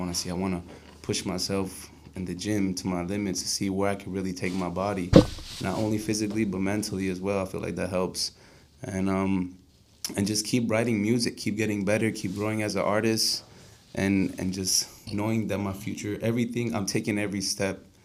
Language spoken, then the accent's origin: English; Florida, United States; moved away; also born or lived in Colombia; even though I am Colombian, I grew up in Florida